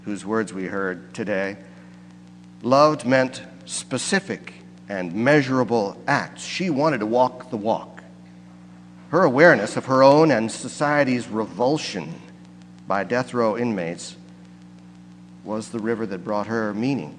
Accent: near St. Louis, Missouri, United States; I come from Missouri, and I grew up not far from where the Missouri and the Mississippi rivers come together just above St. Louis

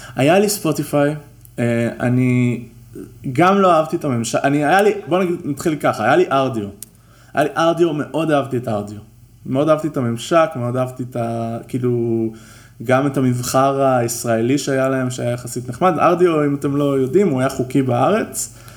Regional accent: Israel; אנחנו ישראלים

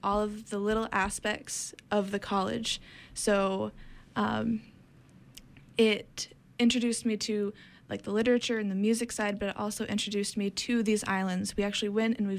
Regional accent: Maine, United States; I grew up an hour and a half from Bar Harbor.

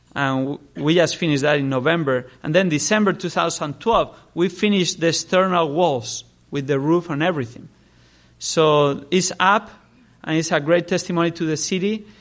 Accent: Spain; I grew up in Spain, I was born there, grew up there

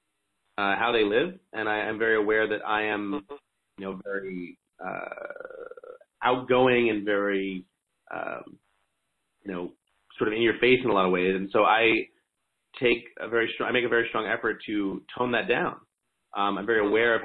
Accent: New York City, New York, United States; I was born and raised in Manhattan, and I live in New York City now

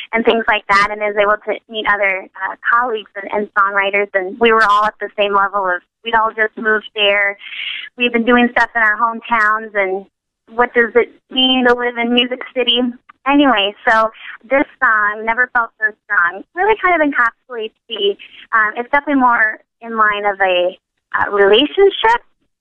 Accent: Minnesota, United States; moved away as an adult; also born or lived in Nashville; I'm originally from Minnesota.

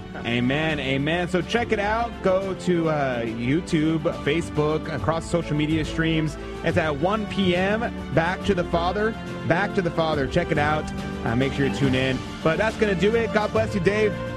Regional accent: United States; I'm American

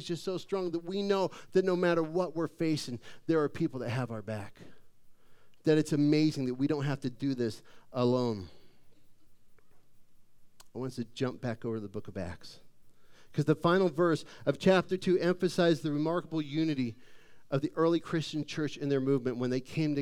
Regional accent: Phoenix, Arizona, United States; I grew up in Phoenix.

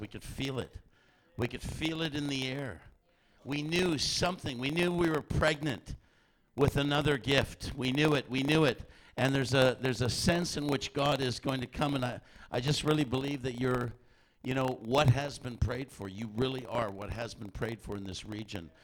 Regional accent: Canada; we're from Canada

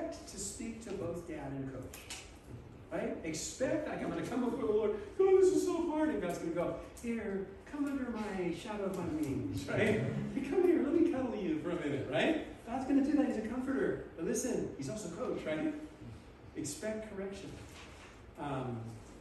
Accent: Southern California, United States; moved away; I grew up in Southern California on the beach

